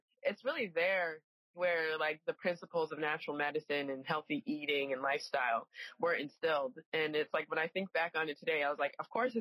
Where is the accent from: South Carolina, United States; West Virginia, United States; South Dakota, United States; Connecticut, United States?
Connecticut, United States; Cheshire; I grew up in a small town in Connecticut with Leslie. Cheshire, Connecticut.